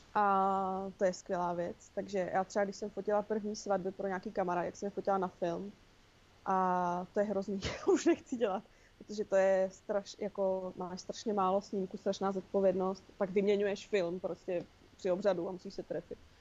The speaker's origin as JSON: {"language": "Czech", "town": "Olomouc", "region": "Olomouc Region", "country": "Czechia", "tie": "born or raised there", "moved": "yes", "lives_now": "Prague, Czech Republic", "said": "to sídliště, na kterém jsem vyrostla já v Olomouci"}